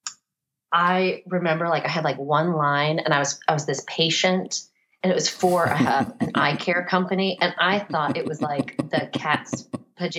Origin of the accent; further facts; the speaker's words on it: Florida, United States; moved away; also born or lived in Virginia; when I grew up in Florida, everyone's tan there all the time